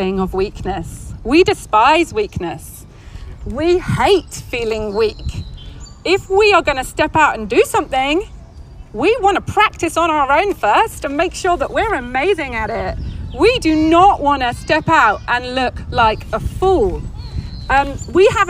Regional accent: England, United Kingdom; moved away as an adult; now in California, United States; We came from England, and I had a very nice life in England

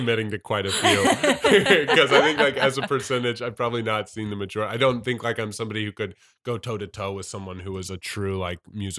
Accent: St. Louis, Missouri, United States; in St. Louis, where I grew up in St. Louis.

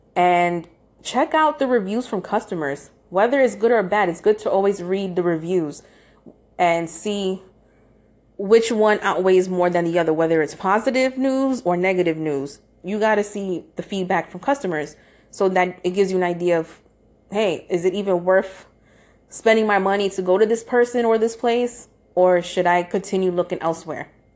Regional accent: New York, United States; I am from New York

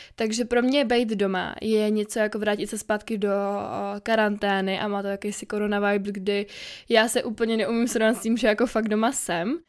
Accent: Czechia; Já jsem dobrá Češka

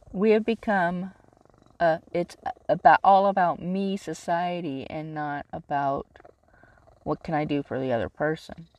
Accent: California, United States; I grew up in California

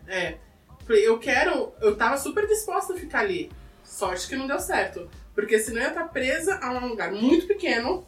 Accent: São Paulo, Brazil; eu sou de Itaquera desde sempre, 37 anos

